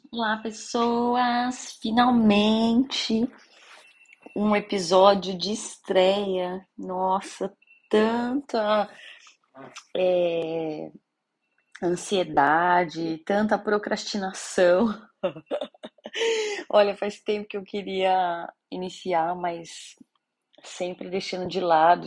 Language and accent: Portuguese; São Paulo, Brazil; Eu sou de São Paulo, capital